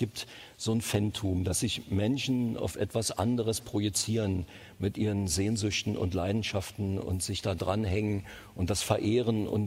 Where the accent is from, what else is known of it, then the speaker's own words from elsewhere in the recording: East Germany, Germany; Ich bin in der DDR groß geworden. Äh, da kenne ich mich am besten aus.